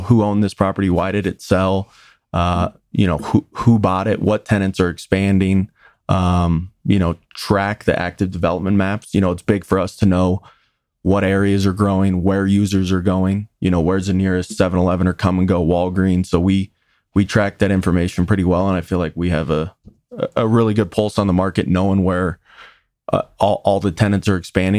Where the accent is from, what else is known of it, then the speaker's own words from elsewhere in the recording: Westminster, Colorado, United States; I grew up here in Westminster, which for the audience is about twenty minutes north of Denver.